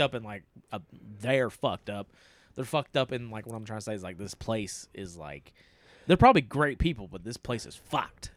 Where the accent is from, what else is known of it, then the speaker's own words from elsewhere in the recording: East Tennessee, United States; we're two idiots from East Tennessee